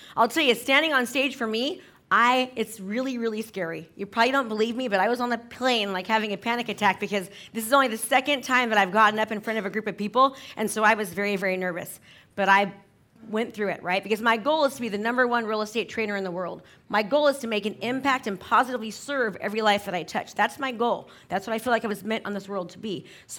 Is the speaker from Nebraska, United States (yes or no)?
no; San Francisco, California, United States; I'm from San Francisco. So you used to need a travel agent to go from San Francisco to LA.